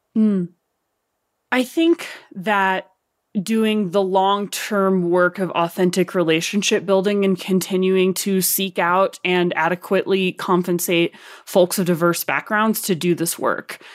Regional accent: Arkansas, United States; accent: Arkansas; my Arkansas accent

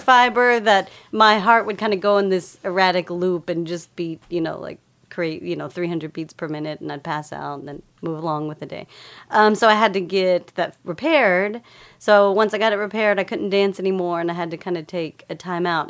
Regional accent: Lubbock, Texas, United States; moved away; I grew up in Lubbock, Texas

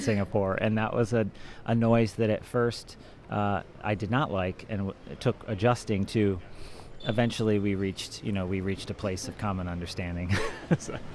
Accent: Ohio, United States; moved away as an adult; now in Switzerland; I grew up in Ohio

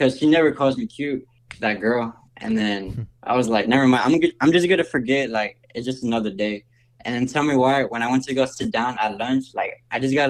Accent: Houston, Texas, United States; I'm from Houston, Texas

